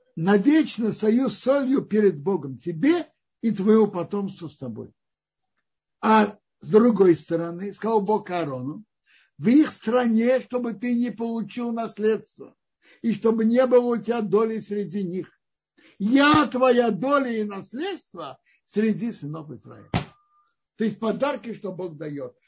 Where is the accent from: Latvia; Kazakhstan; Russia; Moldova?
Russia; Kazan, Tatarstan; moved away; also born or lived in Tashkent; Я родился в Казани, мы родились в Казани, я родился в Казани, затем я жил в Ташкенте